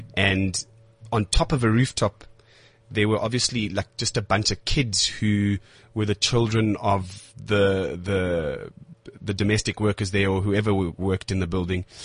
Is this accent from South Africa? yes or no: yes; South Africa; I'm a South African actor